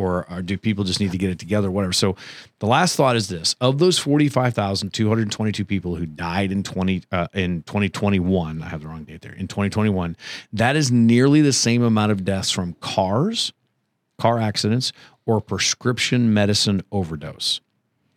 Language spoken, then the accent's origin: English; Ohio, United States; I grew up in Ohio